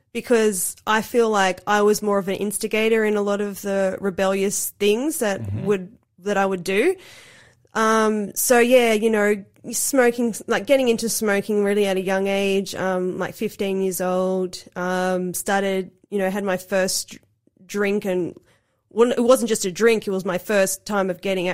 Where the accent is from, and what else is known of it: Cooranbong, New South Wales, Australia; born or raised there; also born or lived in Sydney, Australia / Gold Coast, Queensland, Australia